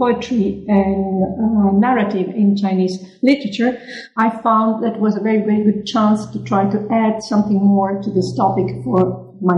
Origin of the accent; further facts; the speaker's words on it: Palermo, Sicily, Italy; also born or lived in Lecce; the university of my own hometown, which is Palermo in Sicily